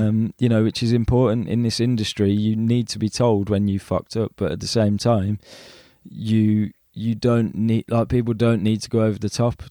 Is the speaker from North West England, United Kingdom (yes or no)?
no; Birmingham, West Midlands, United Kingdom; being a Brummie, you know, people sometimes look upon us as if we're not sec- you know, like second grade citizens